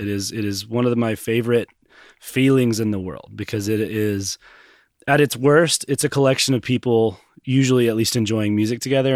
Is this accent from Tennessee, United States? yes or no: yes; Knoxville, Tennessee, United States; I grew up here in Knoxville, went to South Lowell High School